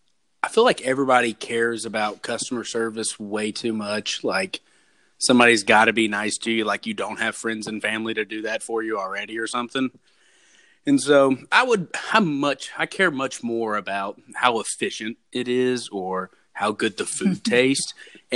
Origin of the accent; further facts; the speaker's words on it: United States; I don't want to make my own food, obviously, because I'm American.